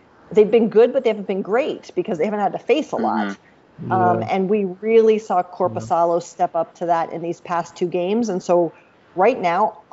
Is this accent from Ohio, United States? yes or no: yes; Columbus, Ohio, United States; also born or lived in Washington, D.C.; I grew up in Columbus, Ohio